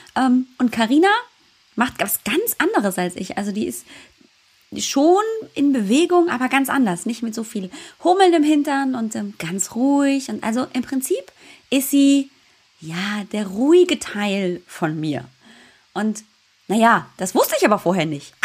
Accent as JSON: {"language": "German", "town": "Munich", "region": "Bavaria", "country": "Germany", "said": "ich komme ja aus München"}